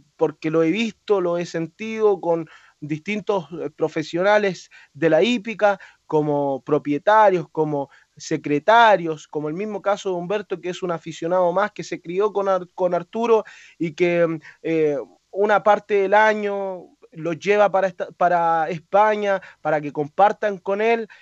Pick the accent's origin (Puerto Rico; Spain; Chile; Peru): Chile